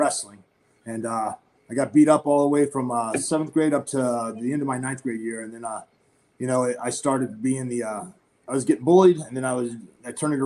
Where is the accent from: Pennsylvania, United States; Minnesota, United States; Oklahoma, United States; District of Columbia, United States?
Oklahoma, United States; I grew up in Oklahoma